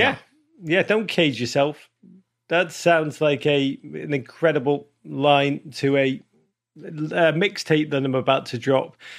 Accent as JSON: {"language": "English", "town": "Liverpool", "region": "North West England", "country": "United Kingdom", "tie": "born or raised there", "said": "I grew up in Liverpool"}